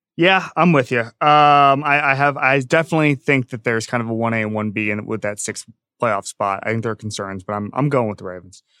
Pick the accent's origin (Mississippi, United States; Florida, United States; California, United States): Florida, United States; moved away; Back in my home state. Um, yeah, and where I went to college